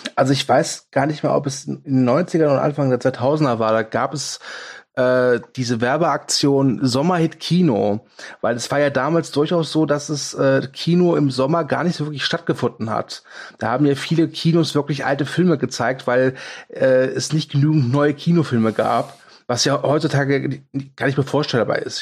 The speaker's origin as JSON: {"language": "German", "town": "Kerpen", "region": "North Rhine-Westphalia", "country": "Germany", "said": "bei uns in Kerpen gab oder gibt es immer noch das Kapitol"}